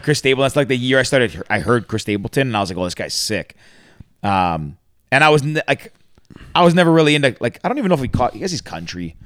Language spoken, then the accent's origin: English; Mississauga, Ontario, Canada; I grew up uh, I grew up in Mississauga